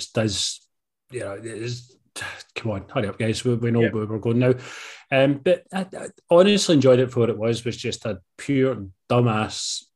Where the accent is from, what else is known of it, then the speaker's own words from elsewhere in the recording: Scotland, United Kingdom; we're Scottish. We're not fucking Canadian